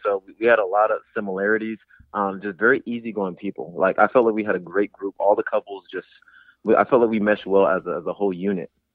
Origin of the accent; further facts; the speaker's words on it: San Diego, California, United States; I'm from San Diego, California, born and raised